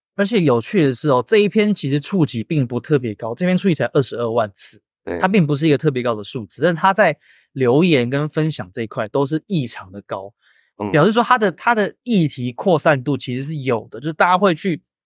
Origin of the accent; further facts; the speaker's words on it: Hsinchu, Taiwan; 我是新竹人